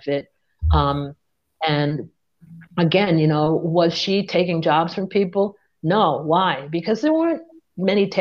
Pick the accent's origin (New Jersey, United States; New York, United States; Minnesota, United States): New York, United States; I'm from New York